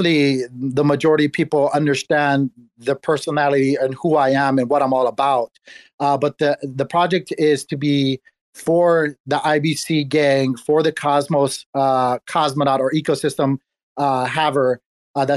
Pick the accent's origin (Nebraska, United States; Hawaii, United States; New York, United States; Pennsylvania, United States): Hawaii, United States; I was born and raised in Hawaii.